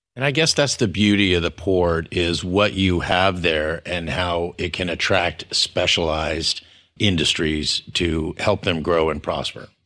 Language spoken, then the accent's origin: English; San Antonio, Texas, United States; I was from San Antonio